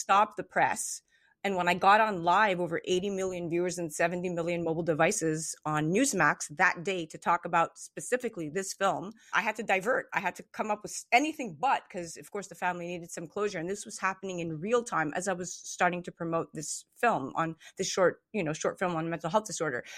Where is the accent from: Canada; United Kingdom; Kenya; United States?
Canada; Montreal, Quebec; I was born in Montreal, Canada, and my mom is Greek, and my dad is part Greek, part Israeli